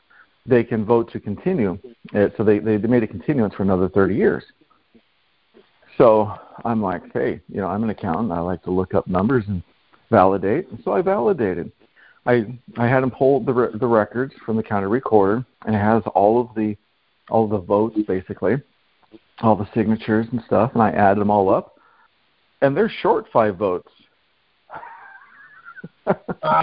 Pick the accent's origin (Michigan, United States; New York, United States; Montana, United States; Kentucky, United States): Montana, United States; now in California, United States; I'm originally from Montana, but I'm currently... well, on the land of California right now.